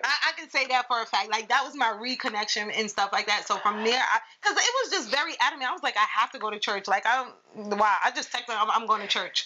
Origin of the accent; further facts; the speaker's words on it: New York, United States; I'm from New York